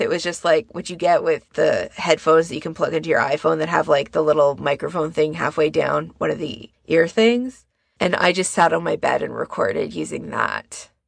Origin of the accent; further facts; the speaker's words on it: Canada; me being a Canadian